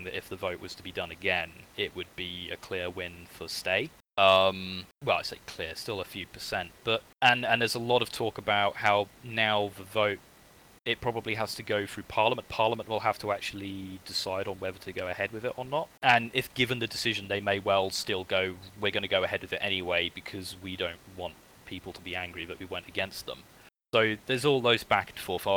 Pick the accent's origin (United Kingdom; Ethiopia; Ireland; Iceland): United Kingdom; my country